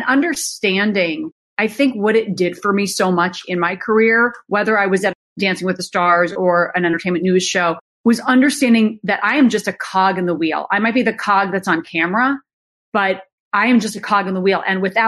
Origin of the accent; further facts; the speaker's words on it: Minnesota, United States; I don't want to work in small town USA. I came from Minnesota. I'm ready for the big city.